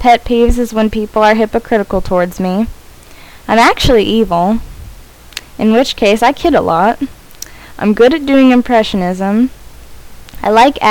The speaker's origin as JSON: {"language": "English", "town": "San Francisco", "region": "California", "country": "United States", "tie": "born or raised there", "said": "I was born in San Francisco"}